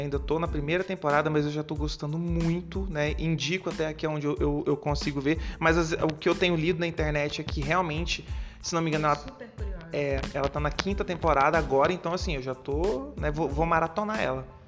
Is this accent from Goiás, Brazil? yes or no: yes; Goiânia, Goiás, Brazil; moved away as an adult; now in Petrópolis, Brazil; eu atualmente eu moro em Petrópolis, estado do Rio, é, mas eu sou de Goiânia, Goiânia, estado de Goiás